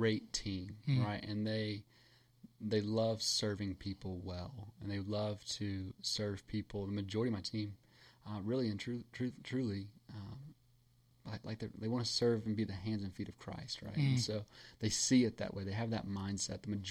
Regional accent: New Orleans, Louisiana, United States; moved away; also born or lived in Jacksonville, Florida; I grew up in New Orleans

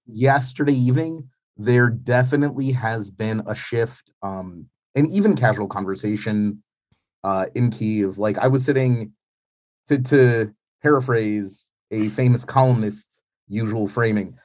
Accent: New York, United States; moved away as an adult; now in Ukraine; growing up in New York in the 90s

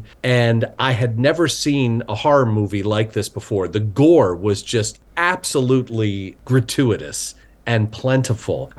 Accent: Baltimore, Maryland, United States; moved away as an adult; now in Los Angeles, United States; I grew up in Baltimore

